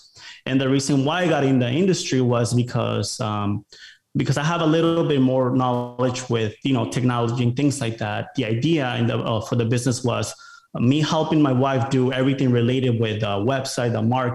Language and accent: English; Rockford, Illinois, United States; moved away as an adult; also born or lived in Mexico; now in Austin, United States; I grew up in Chicago. It was a city called Rockford, Illinois, about an hour from Chicago.